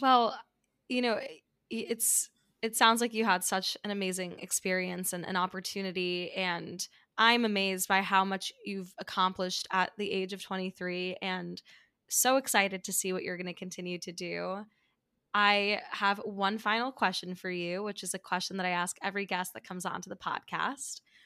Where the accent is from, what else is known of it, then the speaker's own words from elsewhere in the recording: New York City, New York, United States; also born or lived in Midwest; growing up in New York City